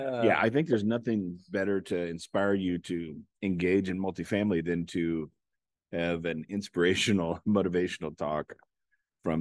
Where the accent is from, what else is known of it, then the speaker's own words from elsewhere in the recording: Robbins, Iowa, United States; I'm from Robbins, Iowa.